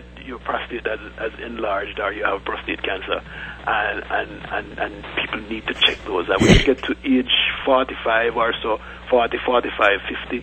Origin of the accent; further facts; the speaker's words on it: Jamaica; moved away; That's where we grew up